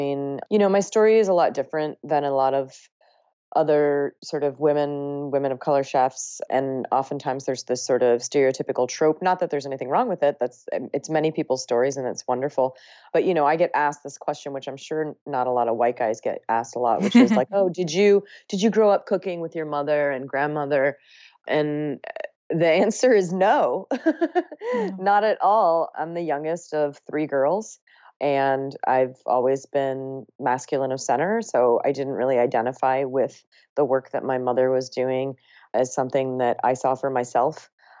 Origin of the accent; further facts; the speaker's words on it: Ohio, United States; And then I also ate pizza and hamburgers growing up in Ohio.